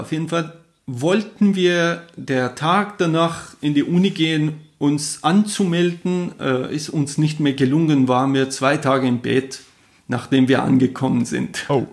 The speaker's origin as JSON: {"language": "German", "town": "Jahrom", "region": "Fars", "country": "Iran", "tie": "born or raised there", "also_born_or_lived": "Kerman / Kuwait", "first_language": "Persian", "second_language": "German", "moved": "as an adult", "lives_now": "Germany", "said": "wo ich geboren bin, Jarom, oder halt man kennt das Shiraz"}